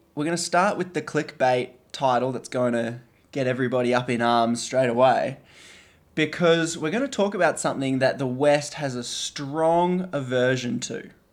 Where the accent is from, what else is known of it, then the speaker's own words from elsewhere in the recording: Australia; being Australian